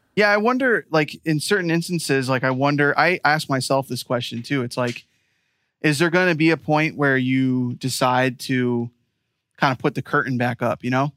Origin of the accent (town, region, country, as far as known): Rochester, New York, United States